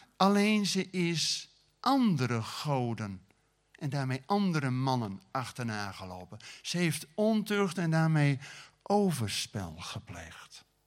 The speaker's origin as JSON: {"language": "Dutch", "region": "Groningen", "country": "Netherlands", "also_born_or_lived": "Friesland", "said": "ben een Groninger, maar met Friese ouders"}